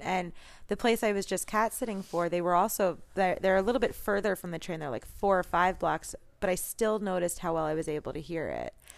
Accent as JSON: {"language": "English", "town": "New York City", "region": "New York", "country": "United States", "said": "I'm a Jew from New York as well"}